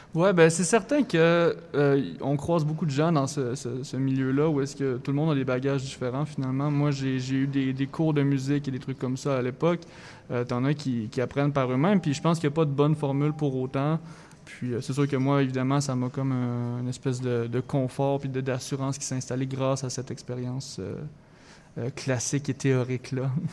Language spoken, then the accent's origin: French; Thetford Mines, Quebec, Canada; moved away as an adult; now in Montreal, Canada